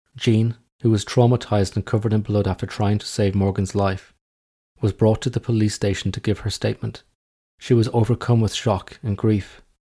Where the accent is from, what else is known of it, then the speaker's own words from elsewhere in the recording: Ireland; now in England, United Kingdom; I'm just an Irish guy living in England